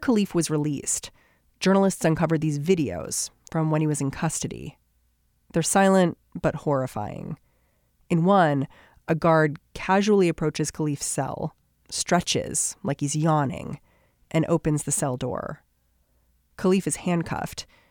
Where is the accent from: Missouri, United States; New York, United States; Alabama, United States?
New York, United States; New York City; as a New Yorker